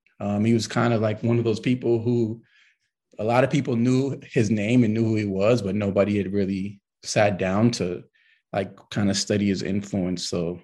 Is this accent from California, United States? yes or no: yes; Los Angeles, California, United States; Yeah, so I'm a California kid. I'm from Los Angeles, to be more precise. And I kind of grew up in a really big family, tight-knit family.